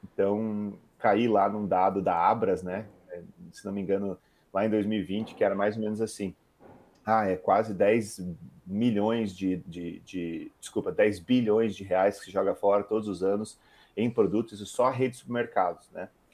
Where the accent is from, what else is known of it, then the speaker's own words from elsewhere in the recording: Curitiba, Paraná, Brazil; also born or lived in Rio Grande do Sul / Santa Catarina / United States / Germany; eu sou um gaúcho de Curitiba, né? Nasci no Rio Grande do Sul, mas morei minha vida inteira em Curitiba